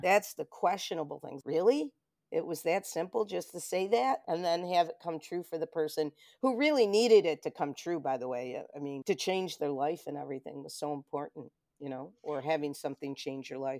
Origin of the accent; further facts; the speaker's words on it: Rochester, New York, United States; Born and raised in Rochester